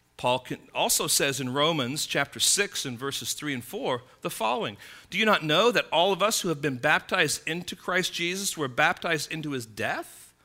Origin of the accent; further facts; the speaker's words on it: United States; I'm an American citizen